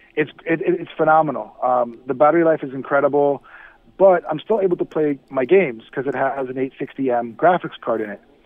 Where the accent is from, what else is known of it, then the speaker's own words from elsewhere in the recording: Miami, Florida, United States; I'm from Miami